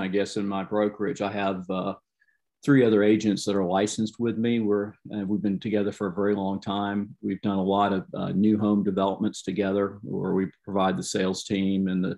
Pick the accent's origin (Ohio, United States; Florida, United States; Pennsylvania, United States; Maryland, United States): Florida, United States; Jacksonville; I was born and raised here in the Jacksonville metro area here at the beach